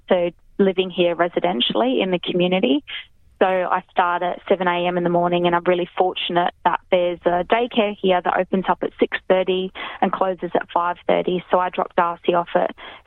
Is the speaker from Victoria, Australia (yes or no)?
no; Darwin, Northern Territory, Australia; now in Nhulunbuy, Australia; I grew up in Darwin, so obviously I like fishing